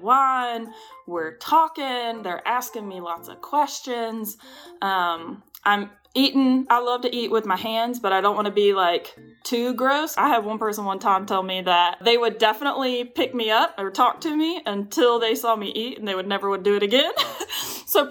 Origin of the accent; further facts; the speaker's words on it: Western North Carolina, United States; I grew up in Western North Carolina.